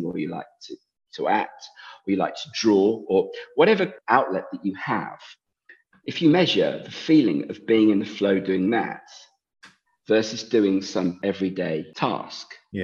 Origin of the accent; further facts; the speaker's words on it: England, United Kingdom; I'm English